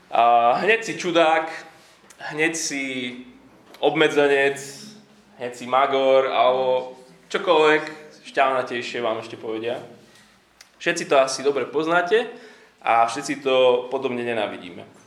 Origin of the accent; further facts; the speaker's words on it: Slovakia; Vyrastali sme na Slovensku, niektorí ešte, ešte za komunizmu